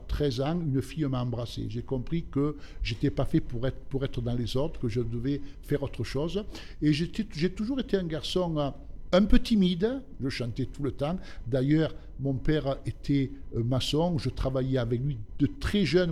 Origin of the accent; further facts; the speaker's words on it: Alpes-de-Haute-Provence and upper Var, Provence-Alpes-Côte d'Azur, France; also born or lived in southern Italy; J'ai grandi, je suis, je suis né en Italie, dans le sud de l'Italie. Je suis venu en France, j'avais à l'âge de 3 ans. Et j'ai vécu euh, dans la région des Basses-Alpes et du haut var